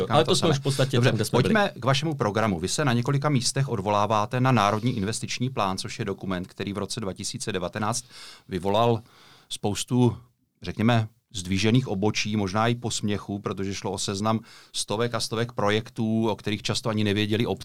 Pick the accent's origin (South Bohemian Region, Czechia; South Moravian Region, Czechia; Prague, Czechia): South Moravian Region, Czechia; Brno; já jako tak jsem z Brna, jezdí, z Brna